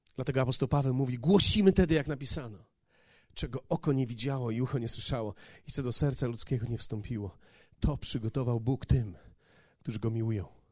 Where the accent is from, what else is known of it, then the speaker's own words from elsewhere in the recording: Poland; moved away as an adult; ja z Polski przyjechałem